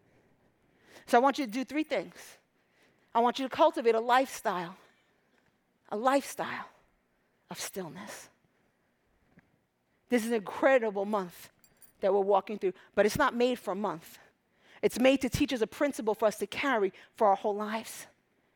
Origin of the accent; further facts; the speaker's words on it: Egypt; moved away; I'm from Egypt